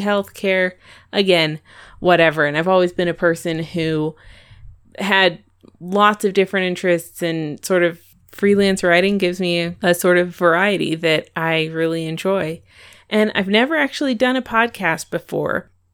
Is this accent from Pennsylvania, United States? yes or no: no; Longmont, Colorado, United States; now in Evergreen, United States; I'm from Colorado. I grew up in Longmont, but I live in Evergreen now